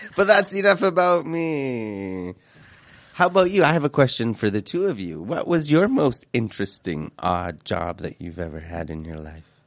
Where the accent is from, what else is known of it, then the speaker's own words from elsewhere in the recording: Vancouver, British Columbia, Canada; also born or lived in Quebec; we came, we came to B C and I grew up in Vancouver